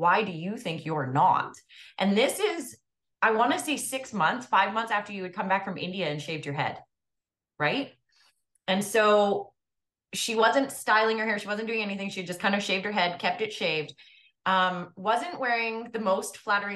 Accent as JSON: {"language": "English", "country": "Canada"}